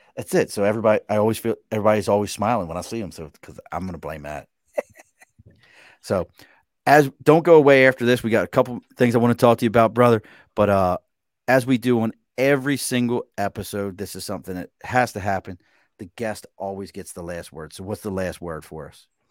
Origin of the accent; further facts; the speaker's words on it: Baltimore, Maryland, United States; moved away; also born or lived in Delaware / Pennsylvania; Growing up in Baltimore, I put Old Bay in everything